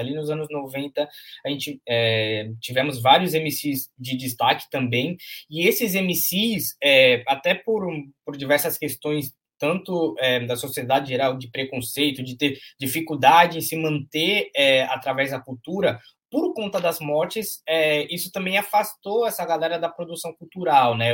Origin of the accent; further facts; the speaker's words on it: Santos, São Paulo, Brazil; Eu sou nascido e criado em, em Santos, né, no bairro Castelo, lá na, na zona noroeste